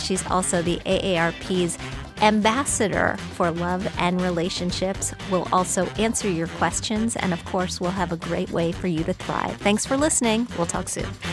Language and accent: English; United States; also born or lived in Madison, Wisconsin / Bloomington, Indiana; I grew up in Madison, Wisconsin, and then Bloomington, Indiana.